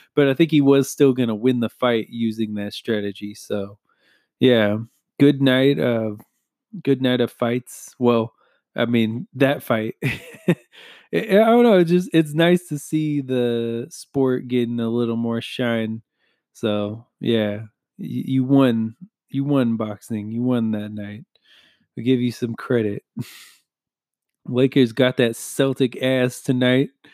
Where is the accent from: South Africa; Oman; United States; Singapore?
United States; just being an American